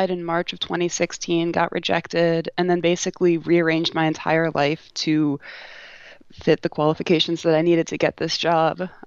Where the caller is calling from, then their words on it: McMurdo Station, Antarctica; I'm calling from McMurdo Station in Antarctica.